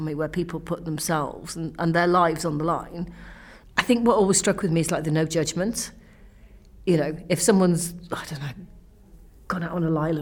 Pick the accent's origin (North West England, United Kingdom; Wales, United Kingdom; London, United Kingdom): Wales, United Kingdom; I'm Welsh